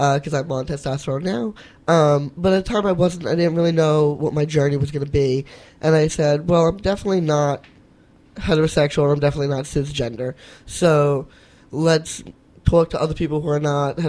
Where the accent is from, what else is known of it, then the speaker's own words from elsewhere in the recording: New York City, New York, United States; I grew up in Whitestone, Queens